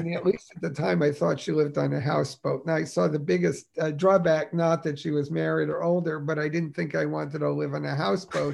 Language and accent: English; Newark, New Jersey, United States; I was born in Newark, New Jersey